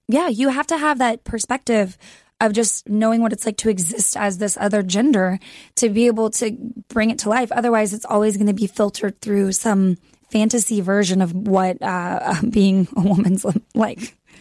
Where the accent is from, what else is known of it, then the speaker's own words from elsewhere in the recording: Texas, United States; moved away as an adult; also born or lived in Austin, Texas; now in Los Angeles, United States; I grew up in Texas. I went to college there.